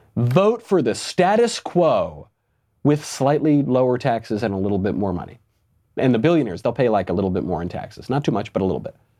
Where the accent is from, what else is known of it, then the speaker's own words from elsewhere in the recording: New York, United States; I'm a New Yorker. Was in New York when he was mayor.